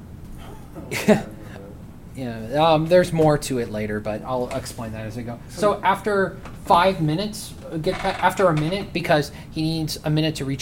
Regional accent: United States; we're American

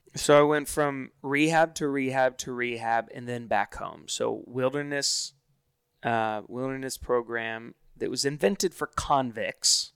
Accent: Hilton Head Island, South Carolina, United States; I grew up in Hilton Head Island, South Carolina

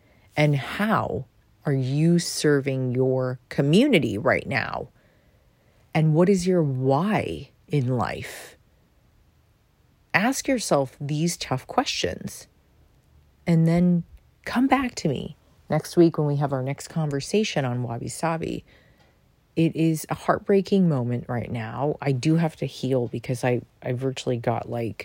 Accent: New York City, New York, United States; as a New Yorker

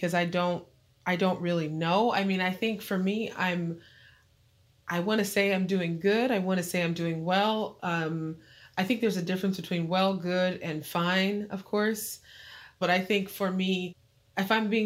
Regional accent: Apple Valley, California, United States; moved away as an adult; now in New Jersey, United States; Apple Valley is where I'm from

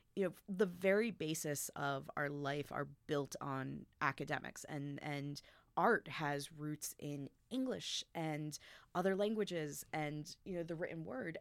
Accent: United States; I was growing up in America

